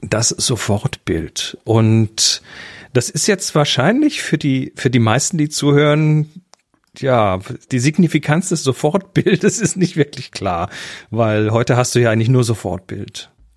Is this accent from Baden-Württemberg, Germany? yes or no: yes; Horb am Neckar, Baden-Württemberg, Germany; bei uns äh, in Horb, wo ich herkomme